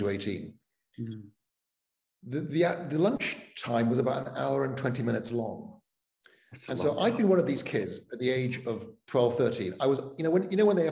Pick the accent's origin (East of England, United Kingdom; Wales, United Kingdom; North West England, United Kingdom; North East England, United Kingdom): Wales, United Kingdom; Cardiff; first language Welsh; English is a second language; also born or lived in Altrincham, England; now in Starke, United States; I moved from Cardiff to Altrincham, just south of Manchester